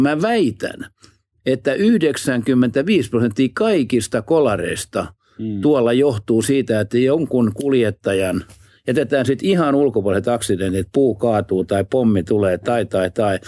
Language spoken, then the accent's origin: Finnish; Southwest Finland, Finland; kaunis Varsinais-Suomi, joka on mun juuret